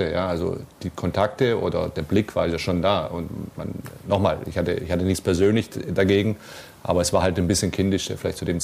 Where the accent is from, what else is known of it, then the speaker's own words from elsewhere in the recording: Stuttgart, Baden-Württemberg, Germany; Ich bin Stuttgarter, ich bin hier aufgewachsen